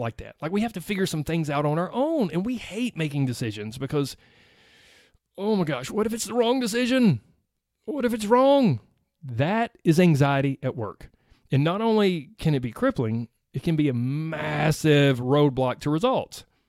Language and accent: English; the South, United States; I grew up in the South, in case you can't tell. I don't feel like I have a strong accent